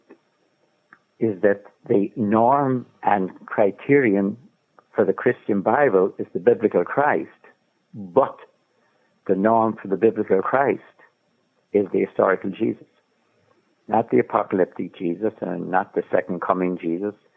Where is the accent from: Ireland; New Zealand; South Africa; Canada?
Ireland; I'm Irish